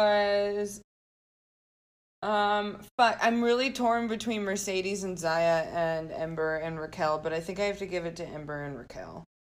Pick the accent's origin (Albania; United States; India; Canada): Canada; I'm French Canadian.